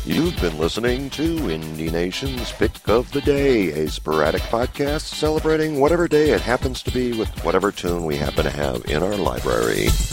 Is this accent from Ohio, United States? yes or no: yes; Cleveland, Ohio, United States; my hometown, Cleveland, Ohio area